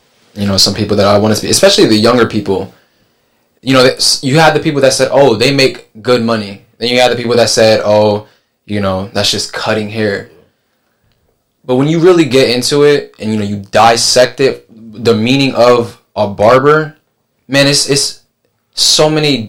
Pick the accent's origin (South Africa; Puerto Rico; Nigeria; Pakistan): Puerto Rico; San Juan; moved away as an adult; now in Virginia, United States; originally from San Juan, Puerto Rico